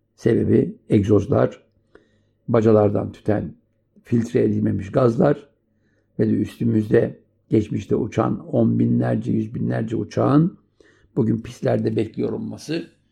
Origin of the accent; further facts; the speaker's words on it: Turkey; moved away; also born or lived in France; bizim ana vatandan Avrupa'ya giden e, emekçi kardeşlerimize borçluyuz.